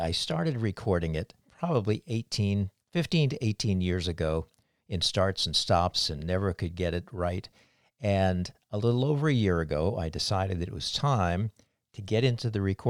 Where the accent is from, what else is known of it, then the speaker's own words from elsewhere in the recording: Cape Cod, Massachusetts, United States; now in Frederick, United States; growing up on Cape Cod in Massachusetts